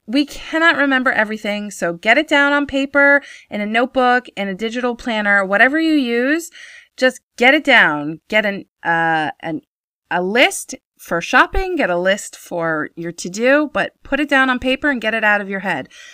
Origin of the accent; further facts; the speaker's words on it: United States; moved away as an adult; now in Israel; growing up in America